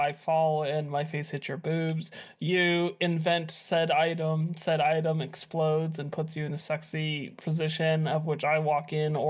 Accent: Nebraska, United States; also born or lived in Oklahoma; I'm from Nebraska.

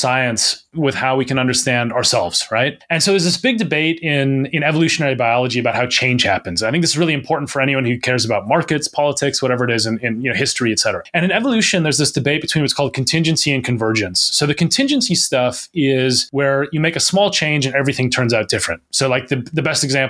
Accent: Minnesota, United States; moved away as an adult; now in England, United Kingdom; I'm from Minnesota originally

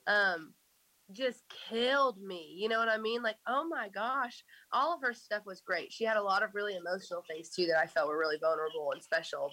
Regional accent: just outside of Tulsa, Oklahoma, United States; moved away as an adult; now in Nashville, United States; I grew up um, just outside of Tulsa.

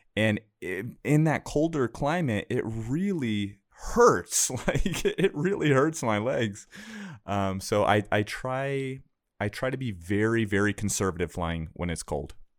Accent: Camarillo, California, United States; moved away; my hometown and beautiful Camarillo, California, right along the coast

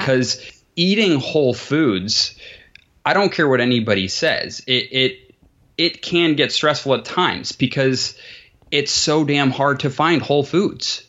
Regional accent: Columbus, Ohio, United States; also born or lived in New Jersey; I am in Columbus, Ohio, A K A the sea bus

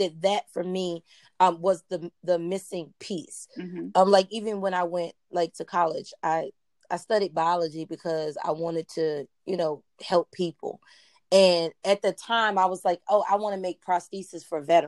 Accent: North Carolina, United States; moved away as an adult; also born or lived in DMV (DC, Maryland, Virginia); now in Prince George's County, Maryland, United States; I'm originally from North Carolina

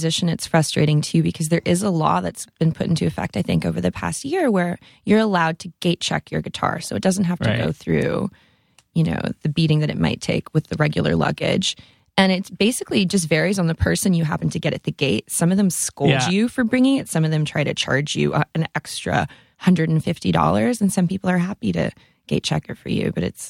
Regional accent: Sudbury, Ontario, Canada; No, I'm from Sudbury, Ontario, Canada.

